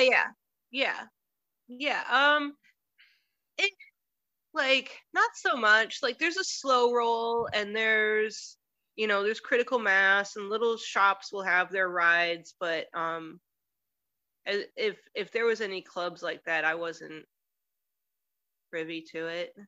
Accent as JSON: {"language": "English", "town": "Detroit", "region": "Michigan", "country": "United States", "moved": "as an adult", "lives_now": "Cleveland, United States", "said": "I'm from Detroit originally. Right now, I'm in Cleveland."}